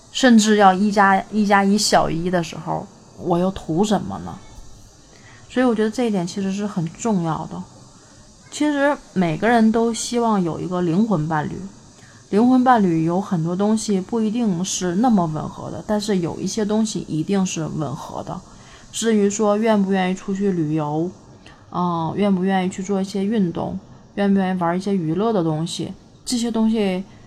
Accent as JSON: {"language": "Chinese", "region": "Northeast China", "country": "China", "said": "我是一个东北人"}